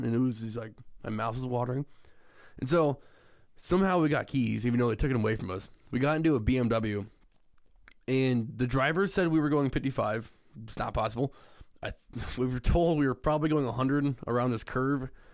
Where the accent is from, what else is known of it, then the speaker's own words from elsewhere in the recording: Iowa, United States; also born or lived in Cedar Rapids, Iowa; I moved, like, to Cedar Rapids, which is thirty-five minutes away from my hometown.